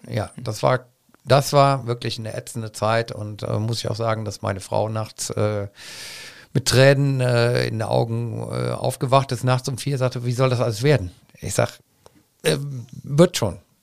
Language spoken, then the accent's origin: German; Cologne, North Rhine-Westphalia, Germany; ich bin auf der Luxemburger Straße groß geworden